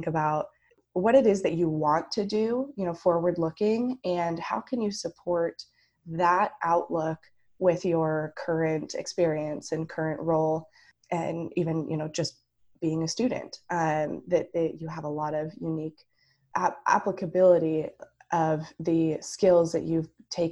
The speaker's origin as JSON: {"language": "English", "region": "Pacific Northwest", "country": "United States", "tie": "born or raised there", "said": "growing up in the Pacific Northwest"}